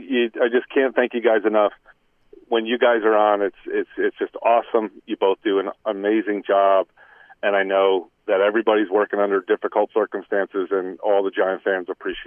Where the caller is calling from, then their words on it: Cranford, New Jersey, United States; It's … from Cranford.